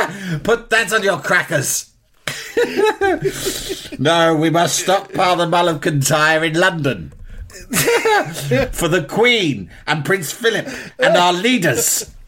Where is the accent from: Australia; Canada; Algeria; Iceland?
Algeria; English is a second language; moved away; I grew up in Algeria. No Dick Turpin there. No, we don't have program like that.